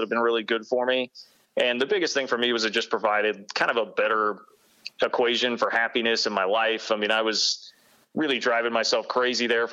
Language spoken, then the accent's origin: English; Kansas City, United States; moved away as an adult; also born or lived in Manhattan, Kansas; I grew up in Kansas City. I wanted to be back